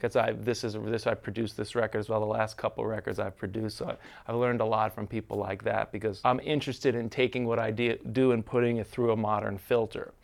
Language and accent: English; New York, United States; I grew up in New York.